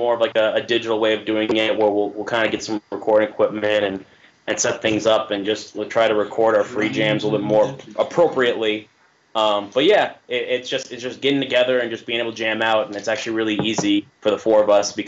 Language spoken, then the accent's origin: English; New York, United States; moved away as an adult; I'm 23 years old. I'm from New York. Moved down here for a job, but up in New York, I used to play in a few death metal bands